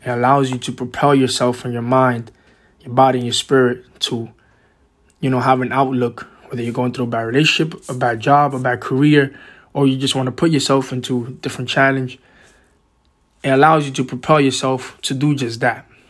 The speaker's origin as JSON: {"language": "English", "town": "New York City", "region": "New York", "country": "United States", "tie": "born or raised there", "also_born_or_lived": "Boston", "said": "I was born and raised in Washington Heights, which is a, a kind of a small neighborhood in Upper Manhattan, uh, in New York City"}